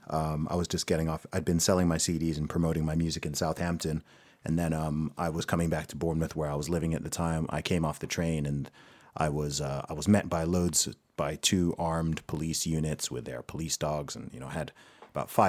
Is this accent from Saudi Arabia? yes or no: yes; Saudi Arabia; so I grew up in Saudi Arabia.